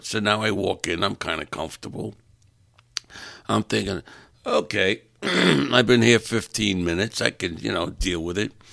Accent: New York, United States; moved away; I'm from New York and I talk a little different

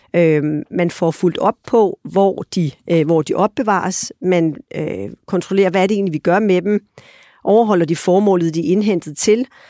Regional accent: Denmark

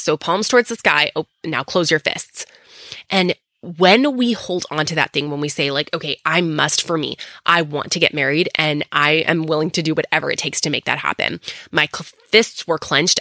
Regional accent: Texas, United States; coming to you next time from my hometown in Texas.

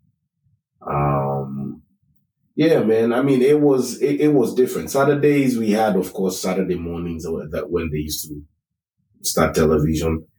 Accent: Nairobi, Kenya; first language Kikuyu; English is a second language; now in United States; I was born in Kenya, Nairobi. That's the capital city of Kenya. And I grew up in Parklands

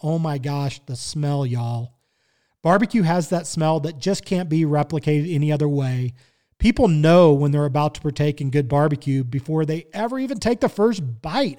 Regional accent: Kansas City, Missouri, United States; now in Colorado, United States; I grew up in Kansas City, Missouri

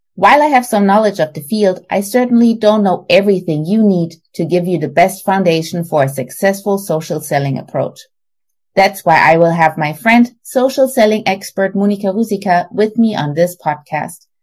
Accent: Germany; now in Texas, United States; I'm originally from Germany, but now live in Texas with my husband and my two daughters

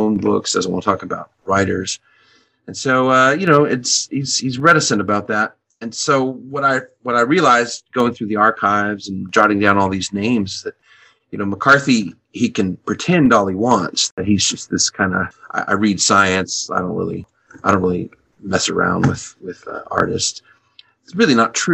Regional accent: El Paso, Texas, United States; I grew up in El Paso, Texas

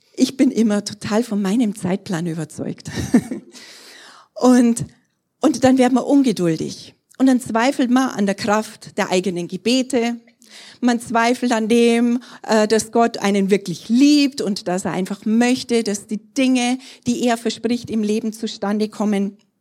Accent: Trostberg, Bavaria, Germany; also born or lived in Erding; in Trostberg zu sein, das ist irgendwo so meine Heimat, da bin ich groß geworden

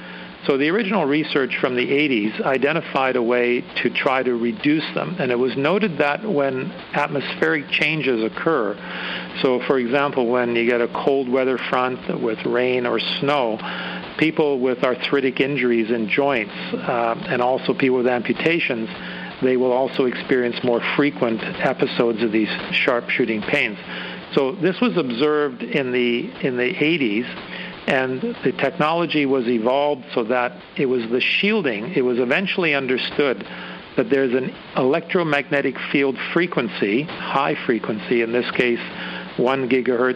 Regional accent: Canada; As a Canadian

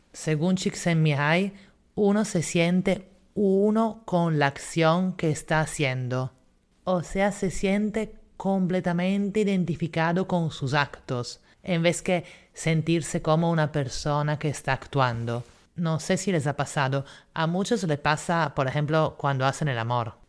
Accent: Italy; now in Lima, Peru; la ciudad donde yo nací, que en vez sigue siendo Italia

